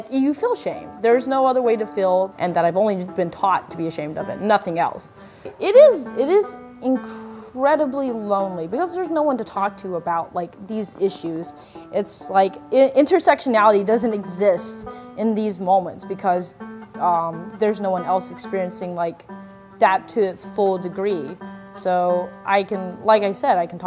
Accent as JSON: {"language": "English", "region": "Appalachia", "country": "United States", "tie": "born or raised there", "said": "growing up in Appalachia in my early developmental years"}